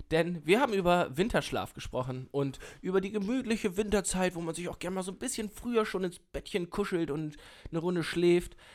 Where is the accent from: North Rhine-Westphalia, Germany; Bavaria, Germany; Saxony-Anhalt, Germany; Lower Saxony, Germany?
Lower Saxony, Germany; ich komme ja aus der Nähe von Hannover